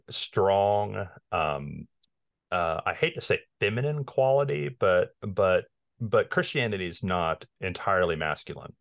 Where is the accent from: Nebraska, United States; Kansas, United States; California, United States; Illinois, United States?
Kansas, United States; Lawrence; now in Kansas City, United States; I was born in Lawrence